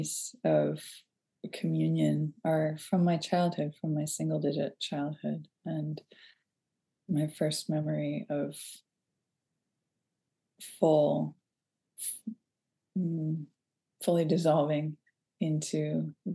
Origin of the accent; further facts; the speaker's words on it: Boston, Massachusetts, United States; also born or lived in Philadelphia / Arlington, Massachusetts; my mother decided that we were going to move back to Boston area where I grew up